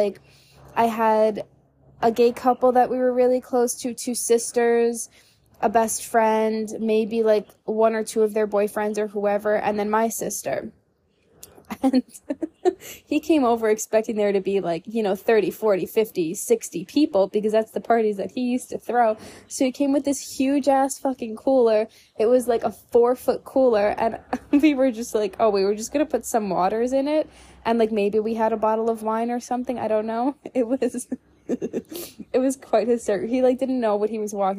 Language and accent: English; New York, United States; now in Texas, United States; growing up in New York, you know, going out to expensive dinners